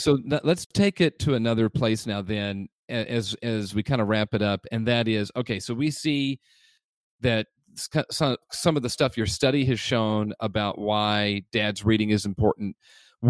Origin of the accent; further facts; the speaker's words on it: Indianapolis, Indiana, United States; now in Tampa Bay area, United States; I grew up in Indianapolis